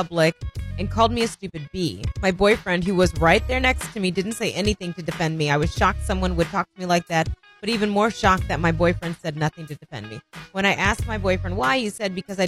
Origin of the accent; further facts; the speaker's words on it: Indiana, United States; moved away; I'm from Indiana.